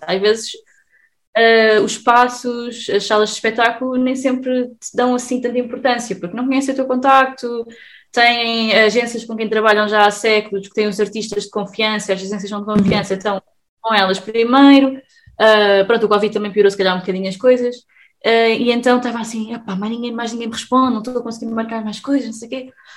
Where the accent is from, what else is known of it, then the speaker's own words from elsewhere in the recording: Sesimbra, Setúbal, Portugal; eu sou de Sesimbra